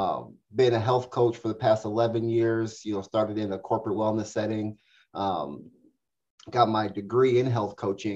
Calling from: Des Moines, Iowa, United States; I'm in Des Moines, Iowa.

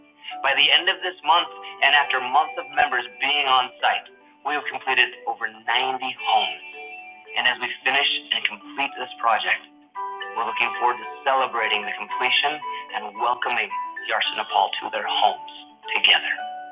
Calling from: Ecuador; I'm joining you from Chongqing, Ecuador. In fact, it's Chongqingcito, because it's just outside of Chongqing.

